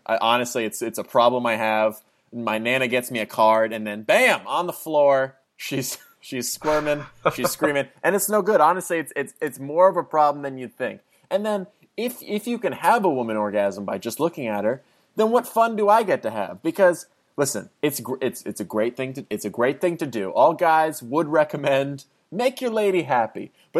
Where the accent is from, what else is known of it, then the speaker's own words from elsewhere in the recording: New Jersey, United States; moved away as an adult; I moved from New Jersey to Los Angeles, and I went to college